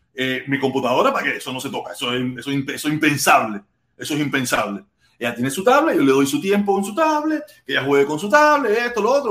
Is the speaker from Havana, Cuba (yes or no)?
yes; Havana, Cuba; Yo soy habanero, yo soy de La Poma, yo hablo mal. Nosotros los habaneros hablamos